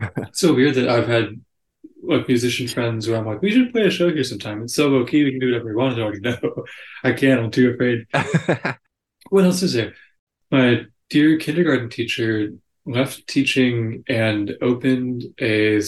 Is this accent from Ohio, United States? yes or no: no; Houston, Texas, United States; I'm from Houston, Texas